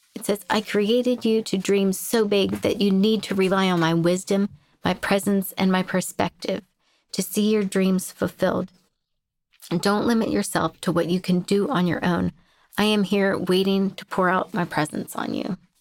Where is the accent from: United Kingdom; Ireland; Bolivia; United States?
United States; Jamestown, Pennsylvania; I grew up in Jamestown and, uh, Pennsylvania